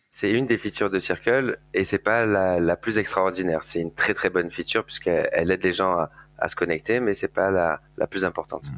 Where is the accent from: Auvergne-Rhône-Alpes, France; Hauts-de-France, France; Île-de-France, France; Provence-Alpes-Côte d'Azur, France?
Provence-Alpes-Côte d'Azur, France; Marseille; je viens de Marseille, je suis né là-bas et j'ai fait mes études à Euromed à l'époque